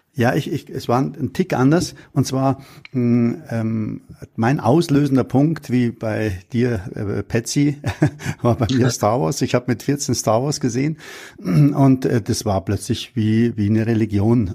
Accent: Munich, Bavaria, Germany; ich bin in München am Hasenbergel aufgewachsen

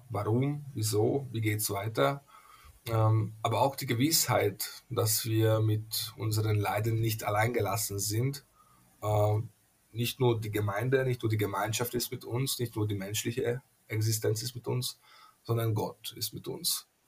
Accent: Hungary; first language Hungarian; German is a second language; aus den Ungarischen, also aus meiner Muttersprache, weil äh, auf Ungarisch heißt gesund äh, Egész Séges

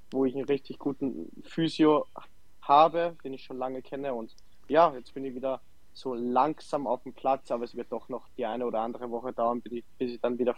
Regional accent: Salzburg, Austria; also born or lived in Germany; wie du schon erwähnt hast, 29 Jahre, gebürtiger Salzburg, angefangen ähm, bei mir am Dorf zu spielen, äh, nach Ried gegangen, dort Profi geworden, nach Deutschland, Dresden, Magdeburg

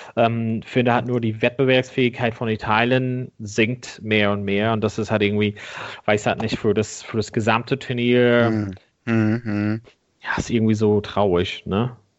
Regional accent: Ireland; moved away; mein Heimatland Irland

